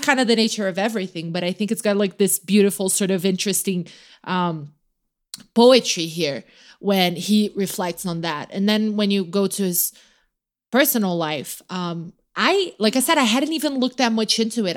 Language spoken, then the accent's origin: English; Brazil; moved away; I grew up in Brazil